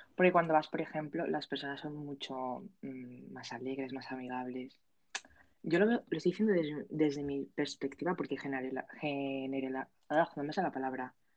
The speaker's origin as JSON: {"language": "Spanish", "region": "Aragon", "country": "Spain", "said": "que soy de Aragón"}